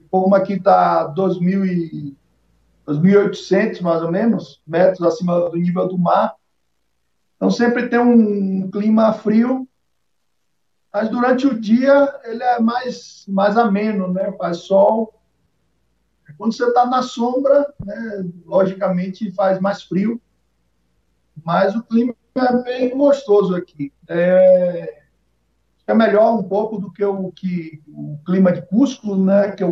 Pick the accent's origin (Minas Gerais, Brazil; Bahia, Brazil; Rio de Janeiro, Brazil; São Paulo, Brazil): Bahia, Brazil; accent: Baiano; Mas o sotaque do, da Bahia é não perde, não.